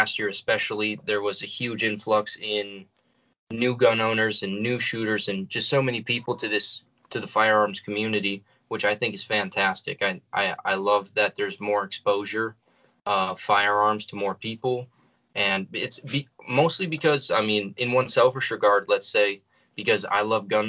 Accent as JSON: {"language": "English", "region": "North Central North Dakota", "country": "United States", "said": "we're from North Central North Dakota"}